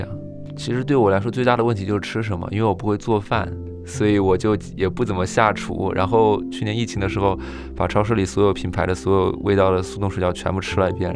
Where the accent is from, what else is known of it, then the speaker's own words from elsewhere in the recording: Hubei, China; moved away as an adult; now in Beijing, China; 我的老家是湖北